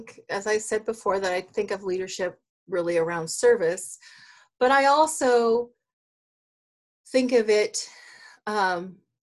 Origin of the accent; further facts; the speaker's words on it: Douglas County, Oregon, United States; moved away as an adult; now in Springfield, United States; I grew up in Douglas County and I've been part, you know, grew up as part of a logging family.